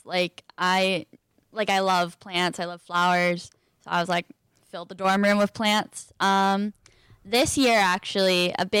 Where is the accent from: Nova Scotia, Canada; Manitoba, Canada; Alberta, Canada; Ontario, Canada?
Ontario, Canada; Peterborough; moved away as an adult; now in Kingston, Canada; So I'm from Peterborough. I live 30 minutes out of Peterborough, more in the country, but it's a smaller town, I would say, compared to Kingston.